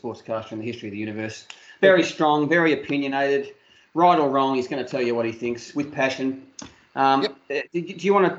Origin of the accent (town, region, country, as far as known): Australia